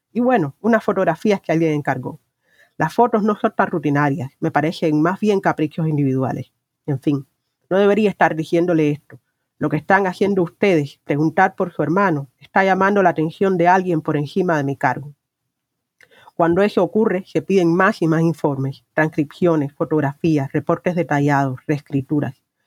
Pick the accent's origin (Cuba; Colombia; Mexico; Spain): Cuba; como ciudadana cubana he crecido en un, eh, en un estado de vigilancia constante